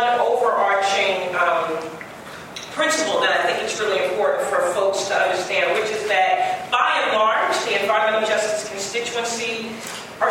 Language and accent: English; New York, United States; I am originally from New York, from Congressman Charles Rangel's district.